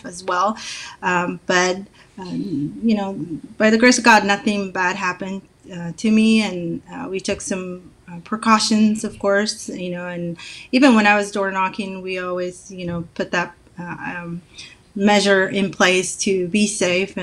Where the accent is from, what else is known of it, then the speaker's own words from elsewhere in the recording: Somalia; now in Oregon, United States; we're both from Somalia